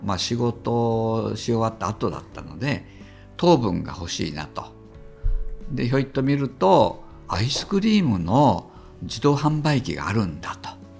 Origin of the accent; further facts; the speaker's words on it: Kansai, Japan; moved away as an adult; now in Tokyo, Japan; 私は、まあ、関西出身